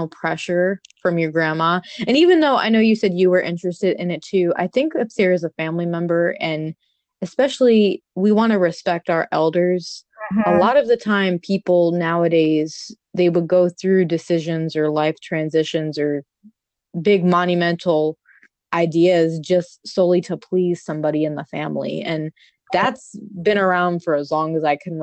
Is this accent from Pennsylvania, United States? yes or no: no; New York, United States; moved away; growing up in New York, Italian